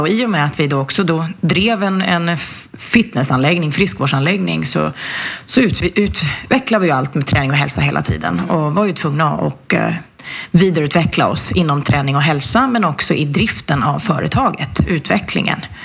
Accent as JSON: {"language": "Swedish", "town": "Flen", "region": "Södermanland", "country": "Sweden", "tie": "born or raised there", "said": "kommer ifrån en en liten håla i, i Sörmland som heter Flen och där har jag vuxit upp"}